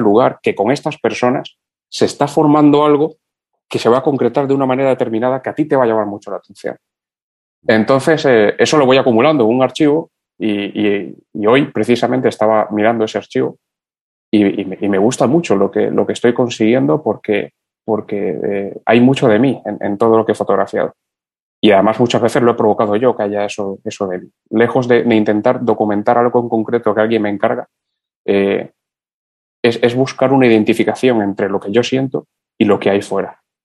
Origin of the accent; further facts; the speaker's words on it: Cuba; moved away; yo de niño, aún en Cuba